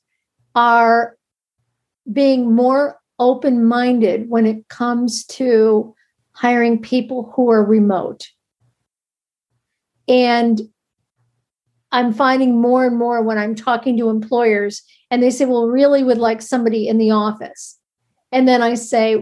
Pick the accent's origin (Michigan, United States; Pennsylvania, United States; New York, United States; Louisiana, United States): New York, United States; New York City; being a New Yorker